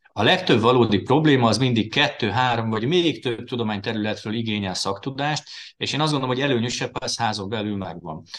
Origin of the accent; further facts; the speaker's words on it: Győr, Győr-Moson-Sopron, Hungary; moved away as an adult; now in Veszprém, Hungary; én Győrben nőttem föl, ugye ott jártam általános iskolába, Győrben a Révai gimnáziumba érettségiztem